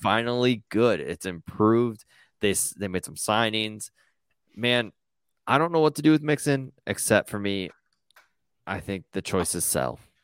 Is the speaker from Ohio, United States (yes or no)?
no; Minnesota, United States; I'm from Minnesota